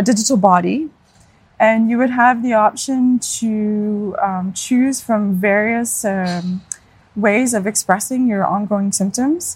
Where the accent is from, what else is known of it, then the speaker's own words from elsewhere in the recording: Hamilton, Ontario, Canada; moved away as an adult; now in Denmark; I'm from Hamilton, Ontario, so home of McMaster University